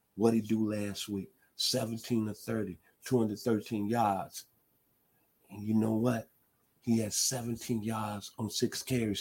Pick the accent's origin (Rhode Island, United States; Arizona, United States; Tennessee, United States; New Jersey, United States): Tennessee, United States; Memphis; moved away; I'm from the 901